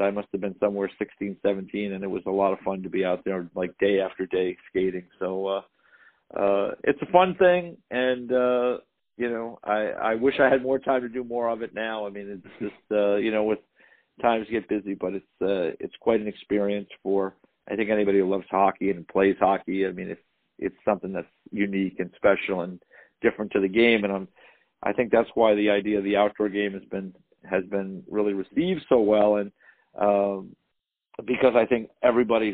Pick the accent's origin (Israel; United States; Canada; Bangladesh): United States; Westchester County, suburban New York; I grew up in the New York, you know, area, suburban New York, Westchester County